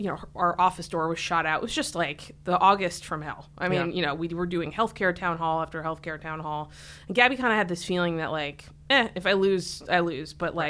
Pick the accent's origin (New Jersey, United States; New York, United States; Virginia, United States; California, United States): New York, United States; Saratoga Springs; moved away as an adult; now in Washington, United States; Grew up in upstate New York, a little town called Saratoga Springs, north of Albany, about a half an hour.